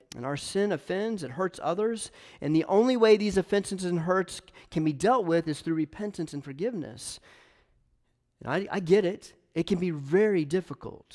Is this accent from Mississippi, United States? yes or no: no; Knoxville, Tennessee, United States; I'm a Tennessee guy. I'm from Knoxville.